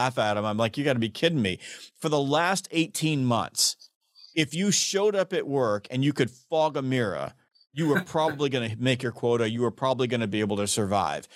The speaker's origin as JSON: {"language": "English", "region": "the South", "country": "United States", "said": "I'm from the South"}